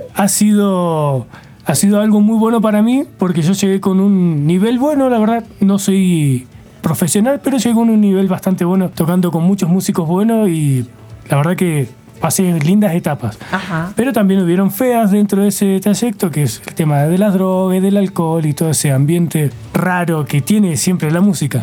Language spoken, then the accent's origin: Spanish; Argentina